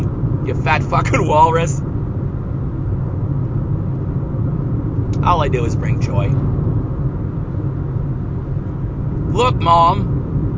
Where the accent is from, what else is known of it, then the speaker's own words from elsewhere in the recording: Seattle, Washington, United States; my hometown baseball team